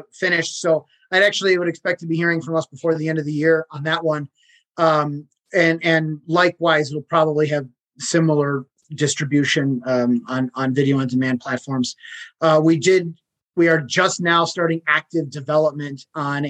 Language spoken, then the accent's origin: English; Chicago, Illinois, United States; I'm from Chicago